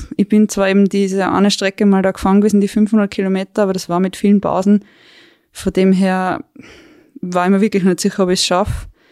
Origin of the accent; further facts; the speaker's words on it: Weinviertel, Lower Austria, Austria; moved away as an adult; now in Tyrol, Austria; Ich bin ursprünglich aus Niederösterreich, aus dem Weinviertel und wohne jetzt seit circa fünf Jahren in Tirol, in der Nähe von Innsbruck.